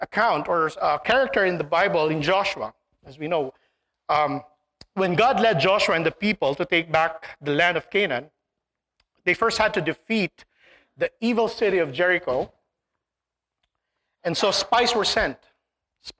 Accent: Philippines; moved away; when I was young, growing up in the Philippines

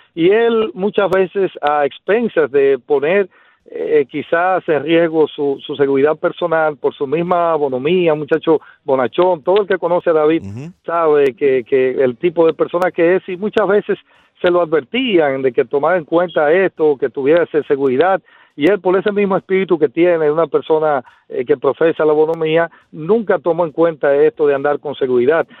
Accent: Bánica, Elías Piña, Dominican Republic; Bánica para edificar es mi pueblo donde vengo

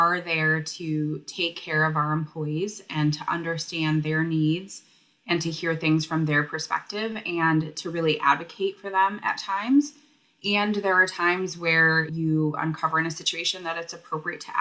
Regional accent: Michigan, United States; also born or lived in Grand Rapids, Michigan / Detroit, Michigan; I am a Michigander, born and raised, and have lived all over the state of Michigan

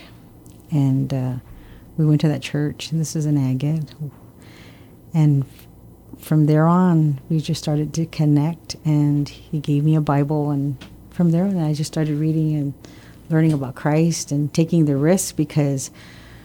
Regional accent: Guam; also born or lived in Oregon / Hawaii; I was born and raised here in Guam in 1966

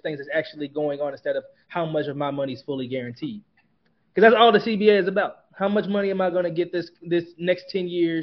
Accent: Kansas City, United States; my hometown Kansas City Chiefs

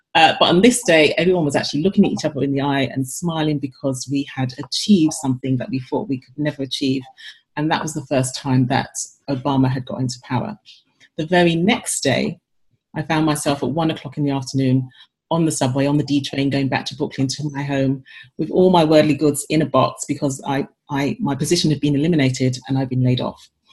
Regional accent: London, United Kingdom; moved away as an adult; also born or lived in Paris / New York; now in Madison, United States; I came from London originally, like I didn't grow up with these brands

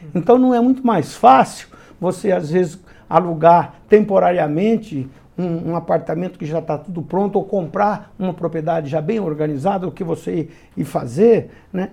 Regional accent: Mato Grosso, Brazil; eu sou do Mato Grosso

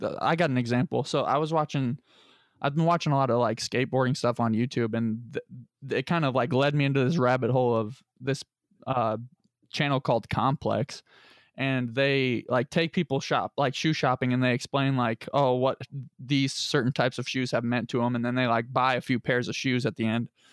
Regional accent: Lebanon, Indiana, United States; I'm from Lebanon

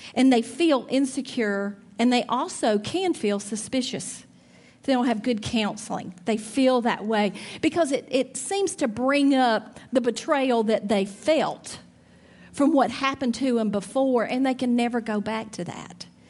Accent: Trussville, Alabama, United States; moved away as an adult; I grew up in Alabama, raised my kids in Alabama, went to Auburn University

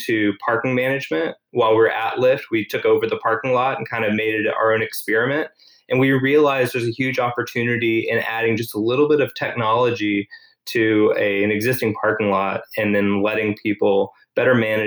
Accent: Tyler, Texas, United States; also born or lived in California; now in Austin, United States; I grew up in Tyler, Texas

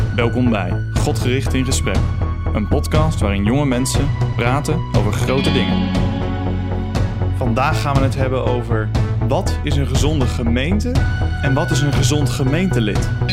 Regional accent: Ede, Gelderland, Netherlands; Ik Kom uit Ede

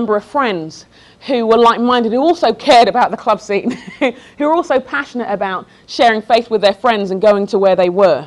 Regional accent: London, United Kingdom; moved away as an adult; also born or lived in Sheffield; I grew up in London, went to Sheffield for college

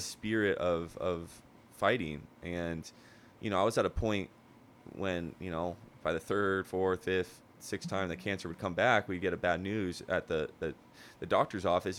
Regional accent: Huntington Beach, California, United States; born and raised in Huntington Beach, never lived anywhere else

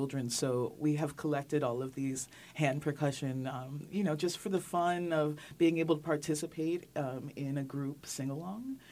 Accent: New York City, New York, United States; I actually grew up in Manhattan

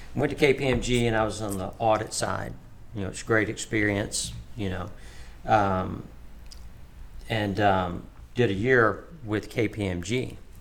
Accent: Tuscaloosa, Alabama, United States; moved away as an adult; now in Oklahoma, United States; I was born in Tuscaloosa, Alabama. Um, born and raised there.

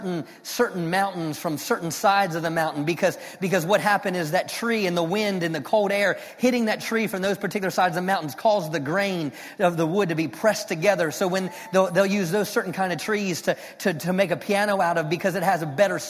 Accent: Maryland, United States; moved away as an adult; now in Fort Worth, United States; I'm from Maryland, though, and we have like pine trees

